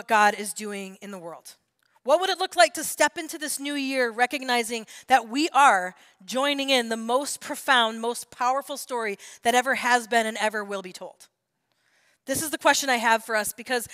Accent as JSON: {"language": "English", "country": "United States", "said": "as an American"}